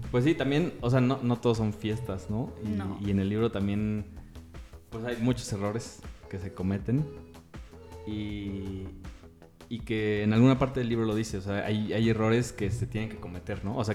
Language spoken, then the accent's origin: Spanish; Mexico; Siendo mexicano, güey